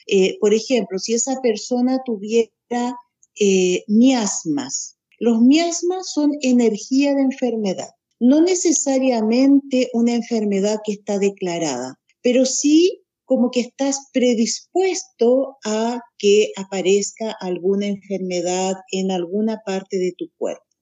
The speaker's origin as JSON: {"language": "Spanish", "town": "Santiago", "region": "Santiago Metropolitan Region", "country": "Chile", "tie": "born or raised there", "said": "Nací en Santiago de Chile"}